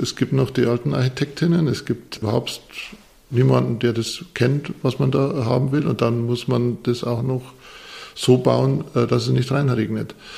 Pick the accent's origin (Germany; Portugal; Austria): Germany; Bavarian Forest; now in Munich, Germany; Ich komme aus einer Zimmererfirma, mein Papa war äh, Zimmerer, ich komme aus dem Bayerischen Wald, das ist wirklich äh, Holzland.